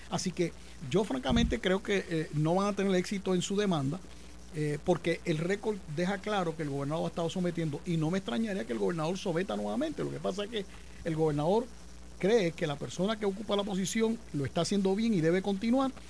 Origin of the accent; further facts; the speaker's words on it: Carolina, Puerto Rico; Bueno, yo soy de Carolina, en Carolina el que no baila salsa está liquidado.